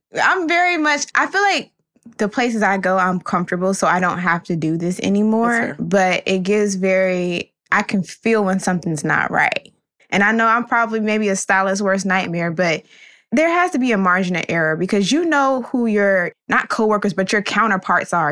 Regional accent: Florida, United States; now in Brooklyn, United States; Still coming from Brooklyn, but born and raised in Florida

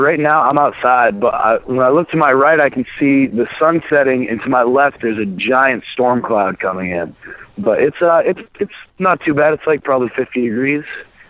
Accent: Maine, United States; now in Burlington, United States; I'm in Burlington, Vermont.

